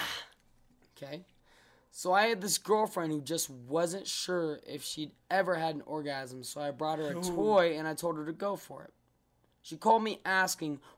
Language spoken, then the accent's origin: English; Sacramento, California, United States; we grew up in Sacramento